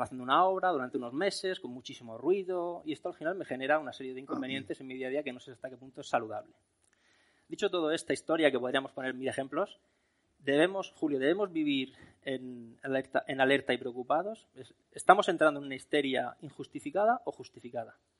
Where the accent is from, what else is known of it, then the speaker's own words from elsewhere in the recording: Region of Murcia, Spain; Yo soy de Murcia